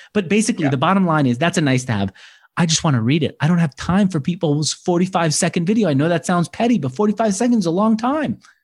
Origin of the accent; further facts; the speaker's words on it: New York, United States; now in San Francisco, United States; I was born in New York. I am in San Francisco